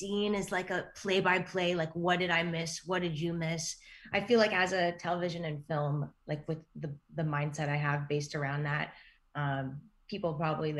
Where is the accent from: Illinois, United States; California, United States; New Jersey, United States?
California, United States; I'm from California.